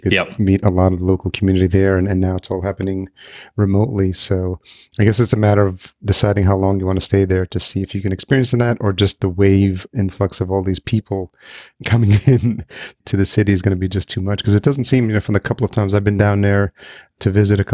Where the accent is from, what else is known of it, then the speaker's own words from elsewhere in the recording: Yonkers, New York, United States; moved away as an adult; also born or lived in Los Angeles; I grew up in Yonkers, New York